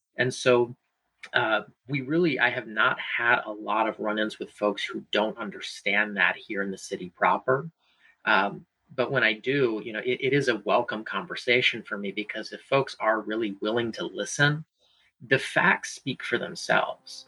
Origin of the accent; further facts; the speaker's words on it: Hanover County, Richmond area, Virginia, United States; I was born and raised in the Richmond area, so I certainly claim RVA as my home. Uh, in particular, I grew up in Hanover